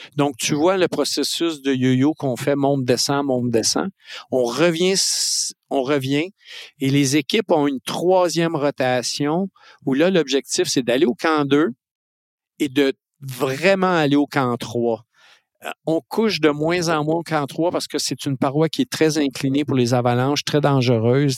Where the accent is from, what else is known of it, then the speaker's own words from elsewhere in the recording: Lac-Mégantic, Quebec, Canada; je suis né à Mégantic